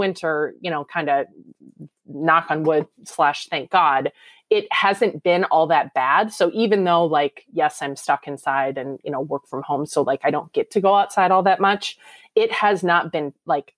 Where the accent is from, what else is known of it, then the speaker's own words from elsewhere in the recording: United States; We are two American sisters from the same parents, but living in two different countries